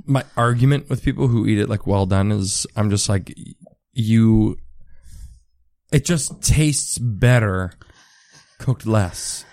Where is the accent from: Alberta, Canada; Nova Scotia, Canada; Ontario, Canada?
Ontario, Canada; Richmond Hill; I grew up in Richmond Hill, which is, like, in between Vaughan and Markham.